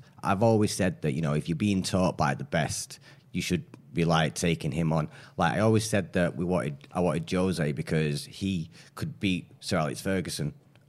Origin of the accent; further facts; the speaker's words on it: Oldham, North West England, United Kingdom; also born or lived in Dulwich; Well, I was born down in Dulwich, but I was in Fitton Hill when I was a kid and then just here and there from around the Oldham areas.